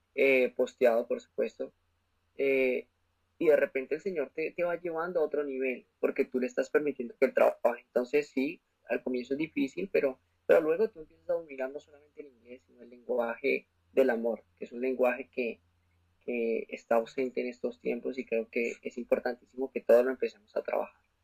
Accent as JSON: {"language": "Spanish", "region": "Bogotá", "country": "Colombia", "moved": "yes", "lives_now": "Orlando, United States", "said": "soy de la ciudad de Bogotá, Colombia, y eh, resido en estos momentos en Orlando, Florida"}